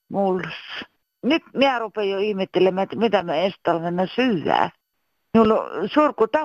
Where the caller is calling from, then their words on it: Loimaa, Southwest Finland, Finland; tälleen olen Loimalta